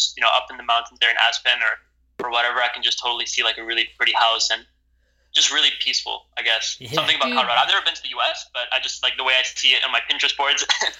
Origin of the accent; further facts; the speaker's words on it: Central Java, Indonesia; also born or lived in Amsterdam, Netherlands; So, I live in Indonesia, Central Java, I grew up here. When I was born in Amsterdam, and around 6 weeks later, I moved to Indonesia here